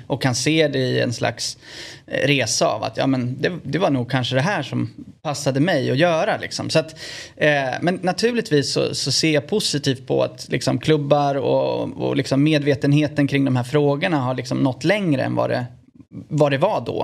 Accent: Örebro, Örebro County, Sweden; also born or lived in Italy; hemma i Örebro

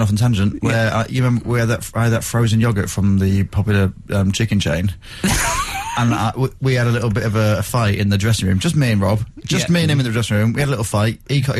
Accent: Grimsby, Yorkshire and the Humber, United Kingdom; Eat fish because I'm from Grimsby.

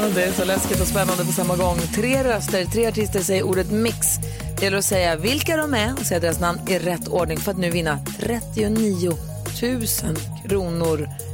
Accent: Luleå, Norrbotten County, Sweden; i Luleå, där jag kommer ifrån

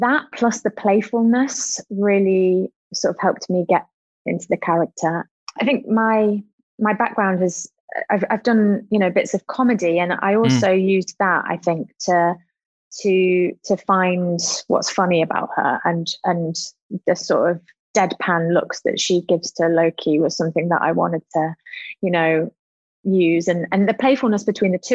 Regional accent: Nottingham, East Midlands, United Kingdom; I would have been really excited as a kid, I think, to hear an accent like mine on the telly

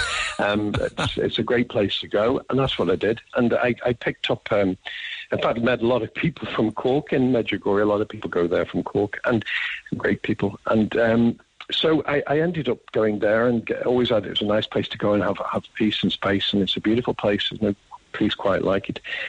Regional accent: England, United Kingdom; accent: English; moved away as an adult; also born or lived in Donegal, Ireland; now in Ireland; I was born in England, my parents are Irish

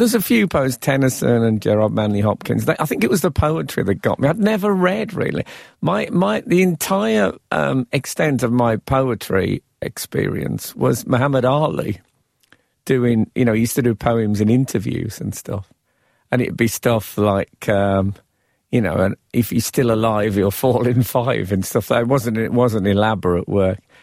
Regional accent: Birmingham, West Midlands, United Kingdom; moved away as an adult; also born or lived in London; I was still fresh from Birmingham. And then, of course, I've spent some time amongst the chattering classes in the capital

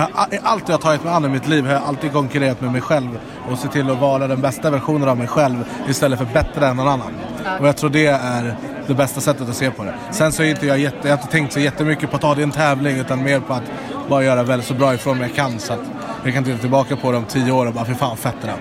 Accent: Stockholm, Stockholm County, Sweden; så nedlåtande som stockholmare

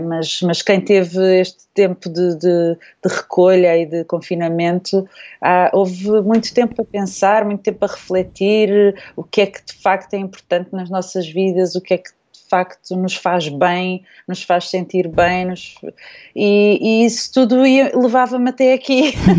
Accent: Terceira Island, Azores, Portugal; moved away; a Ilha Terceira foi onde eu cresci

